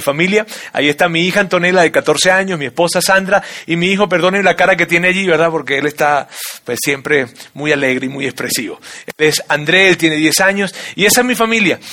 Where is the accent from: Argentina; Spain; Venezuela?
Venezuela; now in Mexico City, Mexico; yo soy venezolano, de padres colombianos, de abuelo español